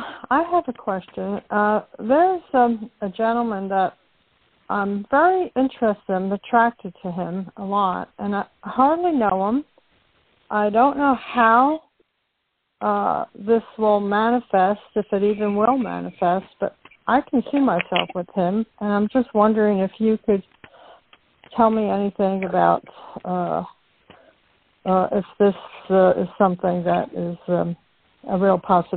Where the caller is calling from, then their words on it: Florida, United States; And I'm calling from Florida.